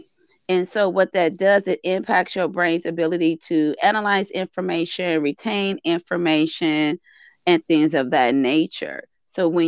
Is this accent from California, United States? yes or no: yes; Compton, California, United States; I remember growing up in Compton and going to school in Compton